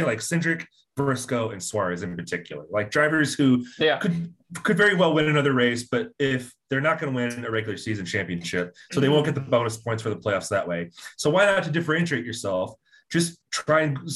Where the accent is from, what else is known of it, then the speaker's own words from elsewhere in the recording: Indiana, United States; I'm from Indiana